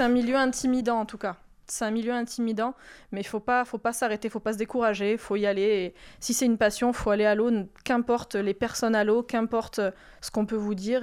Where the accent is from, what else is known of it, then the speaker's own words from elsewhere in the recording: Mediterranean coast, France; also born or lived in Landes; now in Soustons, France; j'ai grandi à Méditerranée